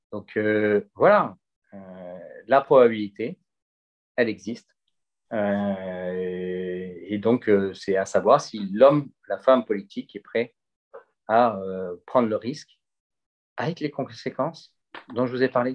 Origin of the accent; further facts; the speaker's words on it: Gardanne, Provence-Alpes-Côte d'Azur, France; jamais oublié que je suis de Gardanne et pas du 16e arrondissement de Paris